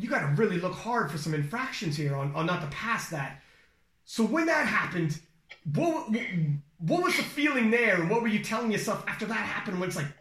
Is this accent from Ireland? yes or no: no; Canada; we're from Canada